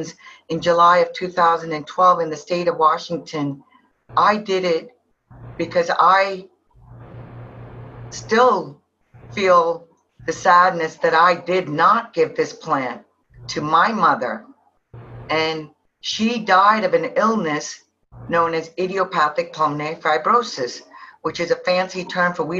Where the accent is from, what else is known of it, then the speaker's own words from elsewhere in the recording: India; now in United States; I'm originally from India